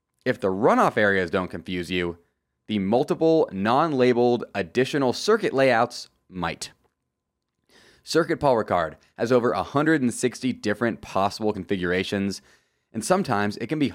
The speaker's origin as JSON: {"language": "English", "country": "United States", "said": "as an American"}